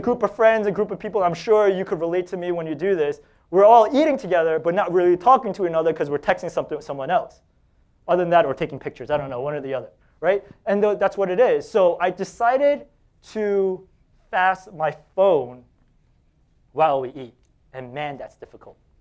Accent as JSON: {"language": "English", "town": "New York City", "region": "New York", "country": "United States", "said": "I'm from Staten Island."}